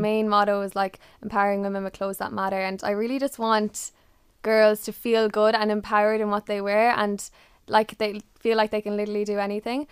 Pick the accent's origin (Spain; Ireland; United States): Ireland; being Irish